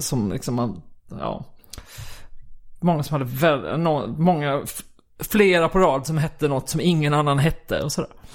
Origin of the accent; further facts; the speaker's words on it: Kristianstad, Skåne, Sweden; Jag är uppvuxen i Kristianstad